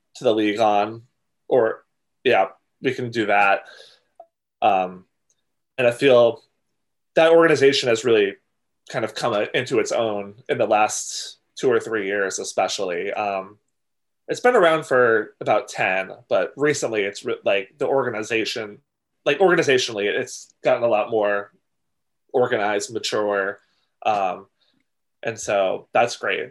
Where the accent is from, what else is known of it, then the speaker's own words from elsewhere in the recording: outside Boston, Massachusetts, United States; just outside of Boston, about um, twenty miles southwest of the the city